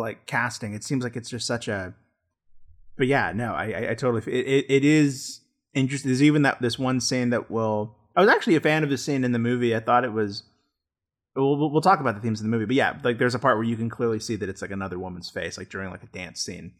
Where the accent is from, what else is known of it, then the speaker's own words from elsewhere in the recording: United States; speaking as an American